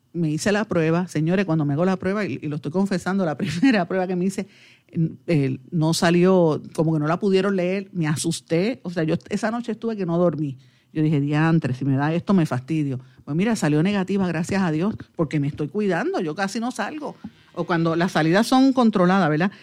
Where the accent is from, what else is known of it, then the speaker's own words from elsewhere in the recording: Guaynabo, Puerto Rico; soy de, Guaynabor.